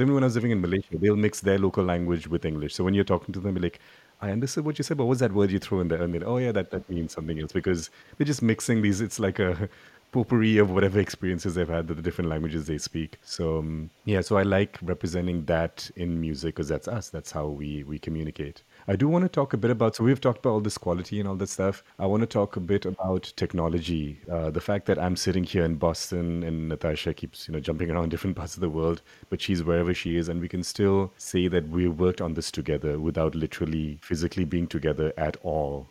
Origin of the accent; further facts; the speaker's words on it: India; growing up in India, I was in a rock band